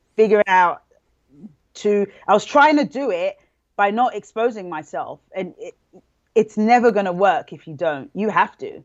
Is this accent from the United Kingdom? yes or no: yes; London, United Kingdom; moved away as an adult; I came from London, England